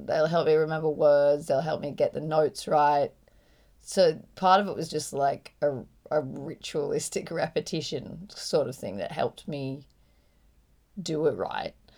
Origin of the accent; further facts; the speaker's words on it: Byron Bay, New South Wales, Australia; I grew up in Byron